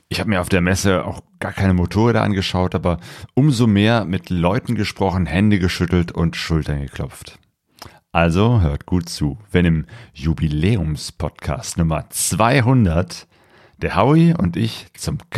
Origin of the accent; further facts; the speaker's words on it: Bergisch Gladbach, North Rhine-Westphalia, Germany; also born or lived in Cologne; now in Essen, Germany; Ich bin gebürtiger Kölner. Bist du das? Ja, also ich bin hier nicht aufgewachsen, sondern in Bergisch Gladbach